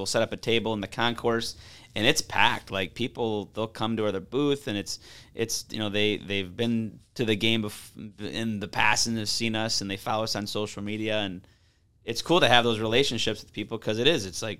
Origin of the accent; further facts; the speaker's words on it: Grosse Pointe, Michigan, United States; now in Grand Rapids, United States; So I'm originally from Grosse Pointe on the east side.